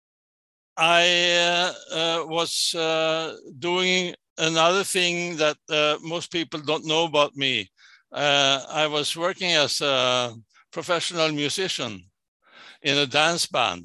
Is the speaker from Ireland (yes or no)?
no; Sweden; I was born and raised in Sweden.